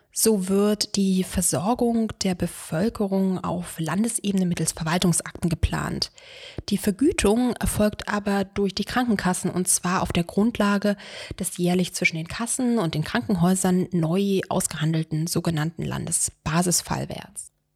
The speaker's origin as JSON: {"language": "German", "town": "Brandenburg an der Havel", "region": "Brandenburg", "country": "Germany", "also_born_or_lived": "Freiburg im Breisgau / Istanbul / Switzerland", "moved": "as an adult", "lives_now": "Berlin, Germany", "said": "Ich komme aus Brandenburg an der Havel, einer mittlerweile übrigens sehr hübschen kleinen Wasserstadt vor Berlin."}